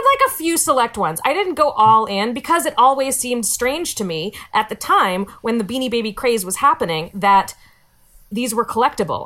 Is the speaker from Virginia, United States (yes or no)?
yes; Virginia, United States; I grew grew up in Virginia.